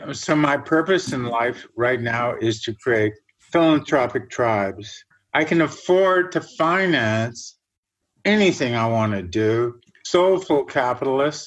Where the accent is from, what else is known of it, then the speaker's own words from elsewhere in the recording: Germany; now in Canada; I was born in Germany, an area northwest of Hamburg that built all the dikes and basically grew all the fruit for the whole country